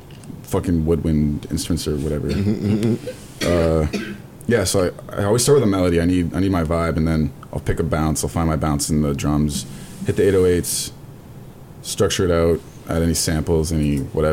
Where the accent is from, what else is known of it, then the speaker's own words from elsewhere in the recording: Mississauga, Ontario, Canada; I'm from Saga, like, Toronto.